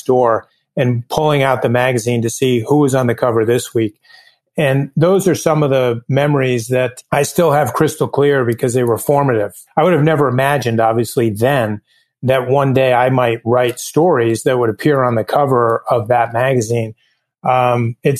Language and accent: English; southeastern Connecticut, United States; I was raised in southeastern Connecticut, which in a shoreline community that's on Long Island Sound